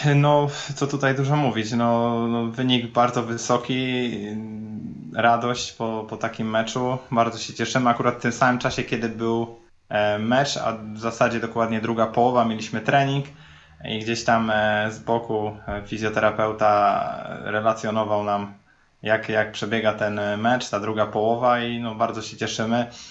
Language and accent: Polish; Poznań, Greater Poland, Poland; na co dzień jestem z Poznania i na co dzień mieszkam w Poznaniu